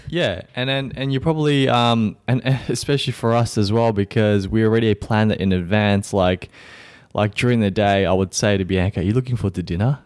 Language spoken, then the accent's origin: English; Vietnam; moved away; my home country of Vietnam